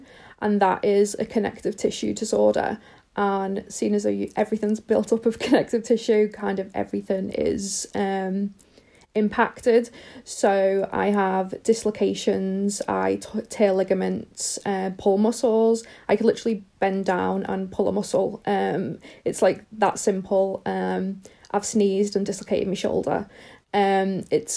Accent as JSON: {"language": "English", "town": "Liverpool", "region": "North West England", "country": "United Kingdom", "moved": "as an adult", "lives_now": "Northamptonshire, United Kingdom", "said": "I'm originally from Liverpool in the UK, but I live in Northamptonshire"}